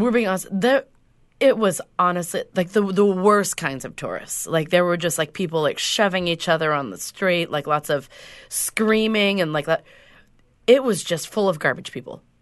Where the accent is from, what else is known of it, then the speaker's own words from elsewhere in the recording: Whidbey Island, Washington, United States; when I grew up on Whidbey Island